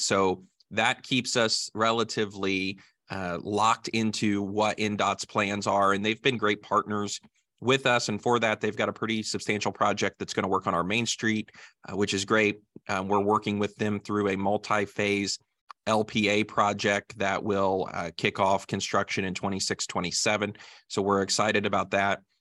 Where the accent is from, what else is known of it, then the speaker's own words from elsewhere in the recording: Greensburg, Indiana, United States; Greensburg is my hometown, and as you mentioned, my family's in agriculture here, and so I grew up on a family farm in southern Decatur County